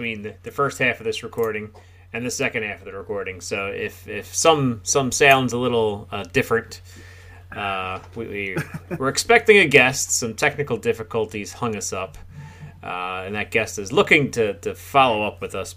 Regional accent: Lima, Pennsylvania, United States; I was born in Riddle Hospital out here in Lima, PA

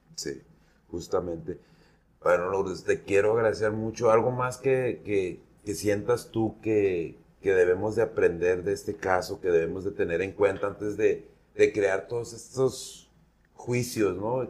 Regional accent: Mexico; soy mexicano

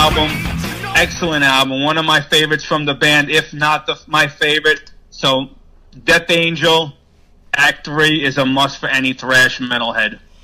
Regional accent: New York area, United States; growing up in the New York area for me, listening to a Jersey radio station called WSOU

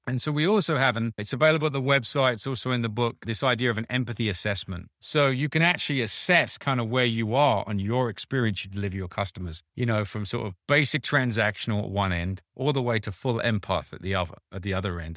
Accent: United Kingdom; I'm British, a background

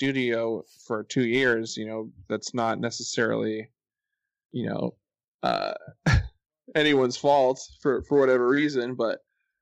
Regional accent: Massachusetts, United States; moved away as an adult; now in Los Angeles, United States; I'm from Massachusetts.

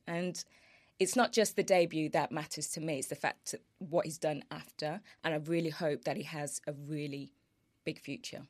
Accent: Birmingham, West Midlands, United Kingdom; I'm a Midlands girl. I'm from Birmingham.

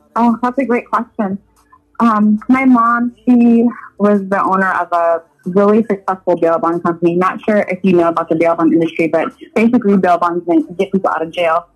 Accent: Woodbridge, Virginia, United States; moved away as an adult; now in Los Angeles, United States; born and raised Northern Virginia

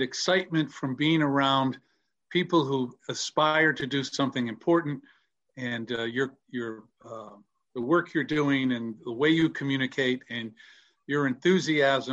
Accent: United States; I grew up in an Italian-American neighborhood

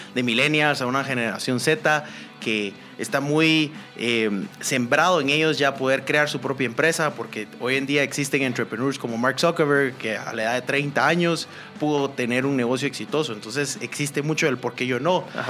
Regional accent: Guatemala; como guatemaltecos

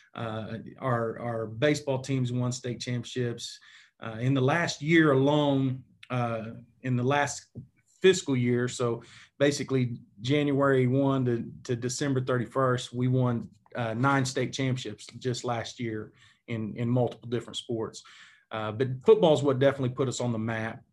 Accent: Enid, Oklahoma, United States; I grew up in Enid, Oklahoma, which is in northwestern part of Oklahoma

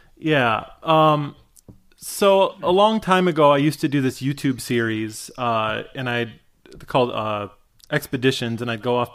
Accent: Michigan, United States; I grew up in Michigan

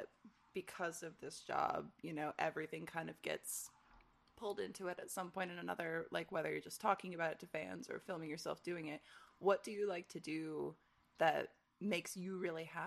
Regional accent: Michigan, United States; moved away; growing up in Michigan

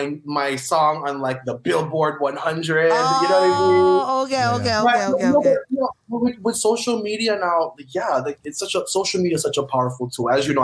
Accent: Honolulu, Hawaii, United States; moved away as an adult; now in Los Angeles, United States; Growing up in Hawaii with Filipino parents was fun.

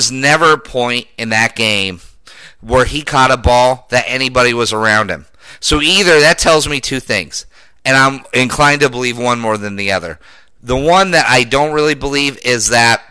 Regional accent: Denver, Colorado, United States; Denver, my hometown

